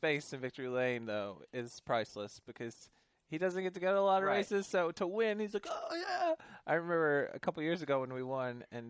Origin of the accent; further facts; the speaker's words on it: North Carolina, United States; I, being a person who was born and raised in North Carolina